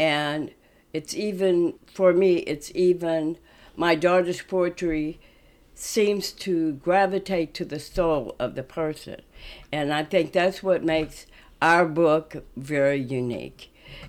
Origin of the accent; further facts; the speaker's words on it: Kansas City, Missouri, United States; now in Omaha, United States; I'm originally from Kansas City, Missouri, and I moved here in 1954.